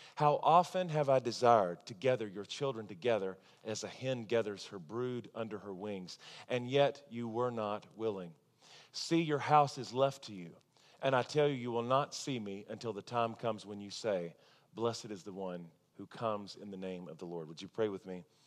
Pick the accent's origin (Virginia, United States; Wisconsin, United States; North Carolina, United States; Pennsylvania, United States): North Carolina, United States; Charlotte; now in Tulsa, United States; back in my hometown, I used to get my hair cut at the same salon as Ric Flair